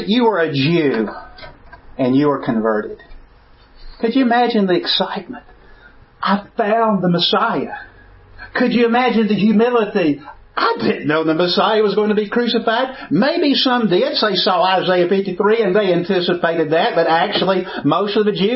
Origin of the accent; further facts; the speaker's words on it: Birmingham, Alabama, United States; accent: southern; also born or lived in Lincoln, Nebraska; I grew up in Birmingham, Alabama. I grew up in a neighborhood, raised in a segregated school and neighborhood